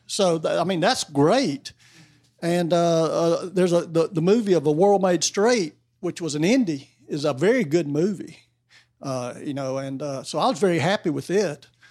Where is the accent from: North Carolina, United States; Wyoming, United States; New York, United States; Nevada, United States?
North Carolina, United States; I grew up in North Carolina